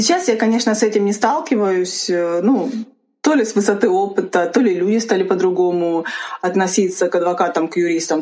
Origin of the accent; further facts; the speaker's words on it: Rostov Oblast, Russia; now in Moscow, Russia; я сама из Ростовской области, для тех, кто не знает. И, соответственно, у меня есть определенный акцент